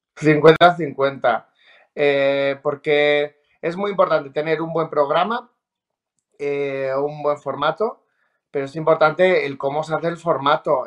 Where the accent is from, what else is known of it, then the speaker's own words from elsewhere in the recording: Treviana, La Rioja, Spain; also born or lived in Logroño; yo nací en Logroño y soy de Treviana de La Rioja